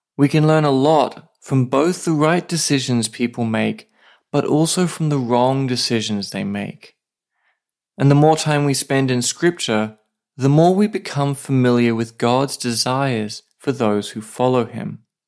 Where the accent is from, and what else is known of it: Australia; now in Saipan, Northern Mariana Islands